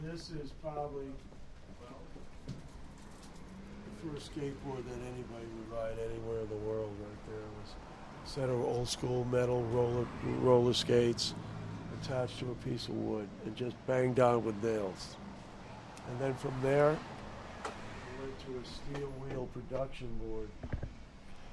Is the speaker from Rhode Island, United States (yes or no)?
yes; Newport, Rhode Island, United States; I grew up in Newport, Rhode Island